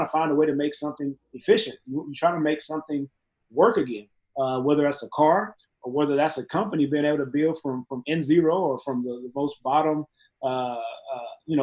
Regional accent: Mexia, Texas, United States; moved away as an adult; also born or lived in Dallas, Texas / Pittsburgh; Mahia, Texas. There's nothing wrong with my hometown. I love my hometown

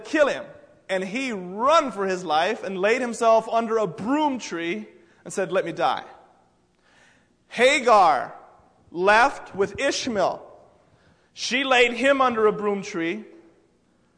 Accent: United States; I'm from the United States

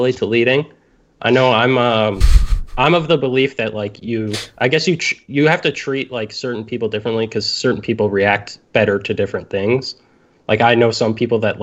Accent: Canada; I'm Canadian

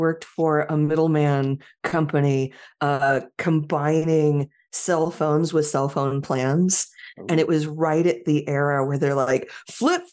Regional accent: Silicon Valley, California, United States; moved away as an adult; now in Portland, United States; I grew up in Silicon Valley

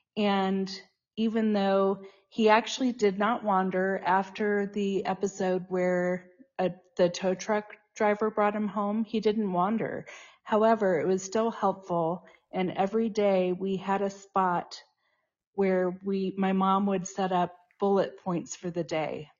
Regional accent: Tucson, Arizona, United States; moved away as an adult; also born or lived in Boulder, Colorado; now in Boulder area, Colorado, United States; I was born in Boulder and grew up in Tucson, Arizona, and I've been back in Colorado since nineteen ninety-nine

